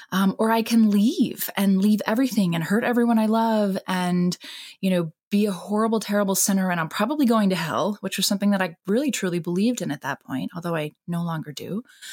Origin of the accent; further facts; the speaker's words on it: Japan; My parents are actually Christian missionaries. So wow. I grew up in Japan, steeped in religion.